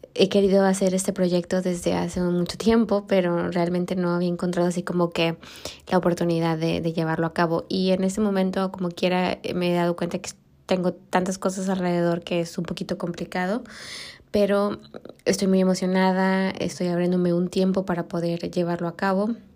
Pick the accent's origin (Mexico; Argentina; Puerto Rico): Mexico; moved away; also born or lived in Germany; soy mexicana